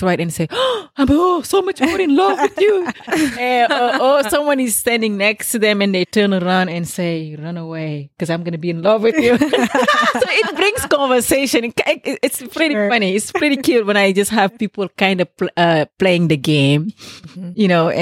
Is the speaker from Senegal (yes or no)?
yes; Senegal; moved away; In Senegal, we use the hibiscus, the Jamaica. In Senegalese, we say bisap